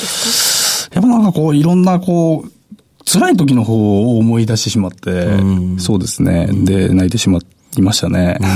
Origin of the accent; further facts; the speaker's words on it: Kyoto, Japan; 京都です